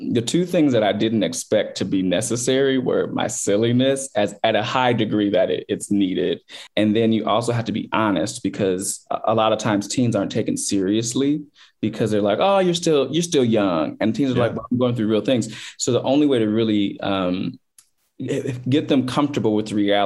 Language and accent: English; Chicago, Illinois, United States; I grew up in the South suburbs of Chicago